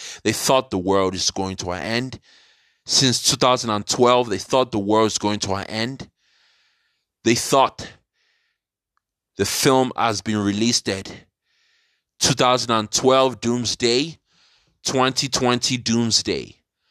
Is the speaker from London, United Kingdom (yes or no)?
yes; London, United Kingdom; I grew up in London, British born.